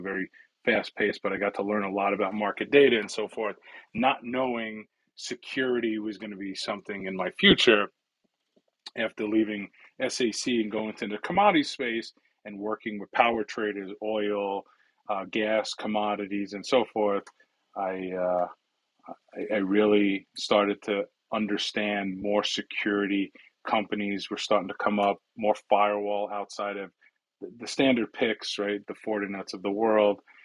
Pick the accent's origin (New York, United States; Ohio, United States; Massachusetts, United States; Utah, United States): New York, United States; New York City; first language Italian; English is a second language; I grew up in New York City in a small borough called the Bronx. I was born and raised there